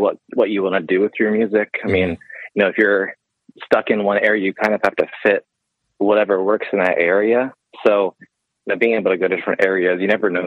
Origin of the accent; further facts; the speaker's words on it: Pittsburgh, Pennsylvania, United States; moved away; also born or lived in upstate New York; I grew up in Pittsburgh. So, you know, Pennsylvania there.